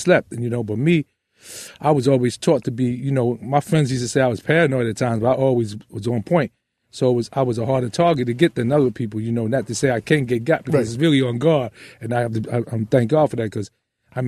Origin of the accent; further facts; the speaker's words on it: New York City, New York, United States; I grew up in the roughest neighbor you could grow up with at the time, which was Hunts Point